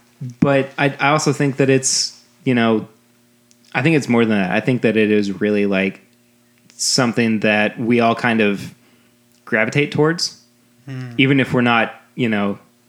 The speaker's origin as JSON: {"language": "English", "region": "Kentucky", "country": "United States", "said": "I'm from Kentucky."}